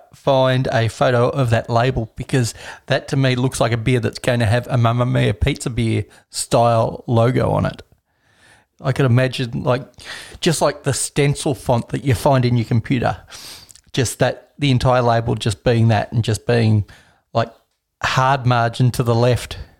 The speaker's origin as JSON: {"language": "English", "country": "Australia", "said": "Me being Australian"}